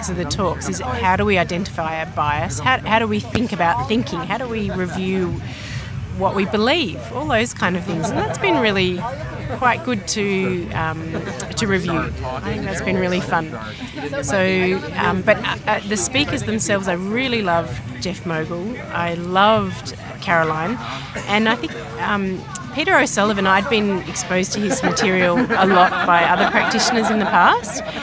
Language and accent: English; Australia; now in United States; I'm an osteopath from Australia, but I'm currently living in the USA